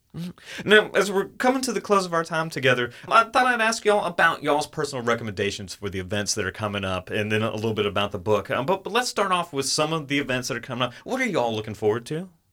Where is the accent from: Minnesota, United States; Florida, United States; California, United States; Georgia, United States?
Georgia, United States; Atlanta; I grew up in the Atlanta area.